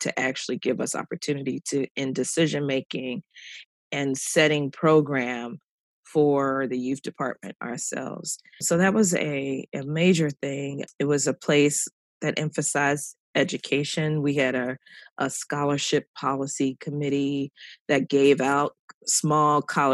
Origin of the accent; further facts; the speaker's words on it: Philadelphia, Pennsylvania, United States; moved away as an adult; also born or lived in Atlanta, Georgia; I grew up in Philadelphia, Pennsylvania, and went to public school all my life